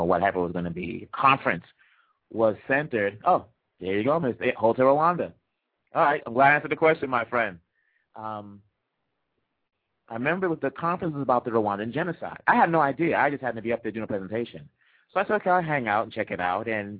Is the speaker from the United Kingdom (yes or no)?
no; United States; you'll think I'm from America. I grew up, you know, I was born here.